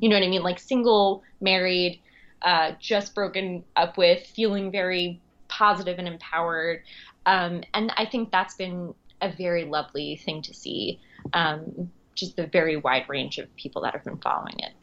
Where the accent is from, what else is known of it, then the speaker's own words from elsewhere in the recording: Long Island, New York, United States; also born or lived in Queens, New York; I'm originally from Long Island, uh, and I live in Queens now